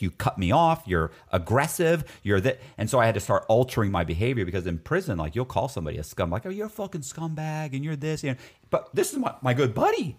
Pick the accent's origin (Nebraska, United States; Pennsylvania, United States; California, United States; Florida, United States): Florida, United States; I was raised in Florida, so I, and I was educated in Florida, too.